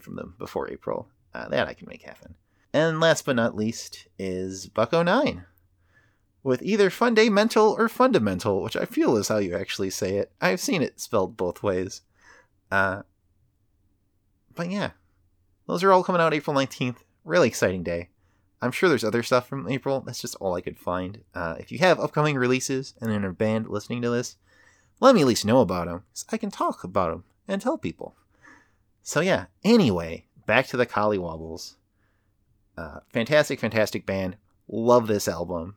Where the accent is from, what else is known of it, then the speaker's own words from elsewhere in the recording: Illinois, United States; I'm from Illinois